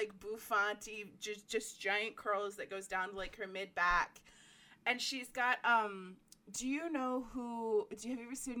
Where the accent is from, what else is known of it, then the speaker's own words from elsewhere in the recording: Allentown, New Jersey, United States; Oh, no. I thought you meant in New Jersey. So no, I'm from Allentown.